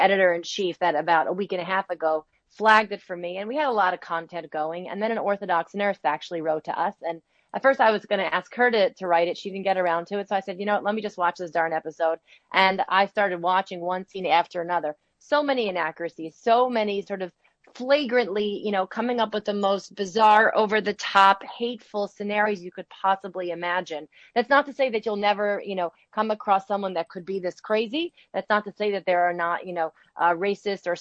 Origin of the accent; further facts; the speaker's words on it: New Jersey, United States; also born or lived in New York City; I grew up in New Jersey, in the suburbs of New Jersey